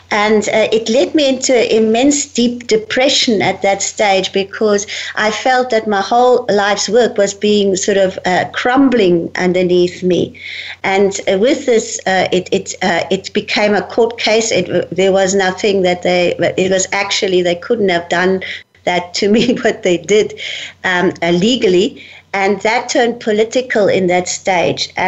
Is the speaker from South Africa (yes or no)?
yes; South Africa; Well, I'm born in Africa, in South Africa, and I'm born from a fifth generation German family. My family came out from Germany, from Hanover in Germany, in 1854 um, to bring out the mission to South Africa.